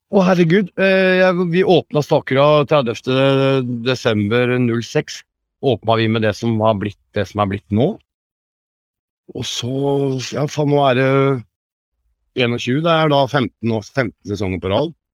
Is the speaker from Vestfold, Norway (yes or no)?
yes; Tønsberg, Vestfold, Norway; moved away as an adult; now in Hemsedal, Norway; Jeg er fra Tønsberg